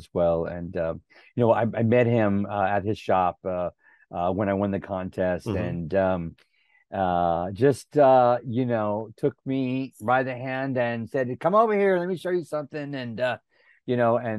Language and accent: English; Helotes, Texas, United States; I grew up near San Antonio, but on a goat ranch out in Helotes, Texas.